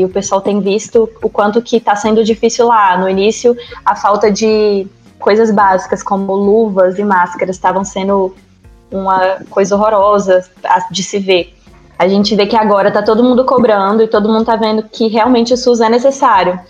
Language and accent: Portuguese; Brasília, Federal District, Brazil; Eu sou brasiliense, é, me formei aqui